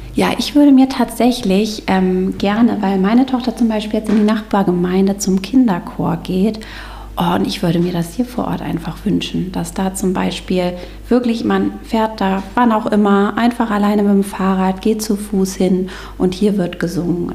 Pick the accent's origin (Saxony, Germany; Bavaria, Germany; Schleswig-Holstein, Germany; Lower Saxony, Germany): Schleswig-Holstein, Germany; Stormarn district; moved away as an adult; also born or lived in Göttingen; Ich komme eigentlich ursprünglich auch aus dem Kreis Stormann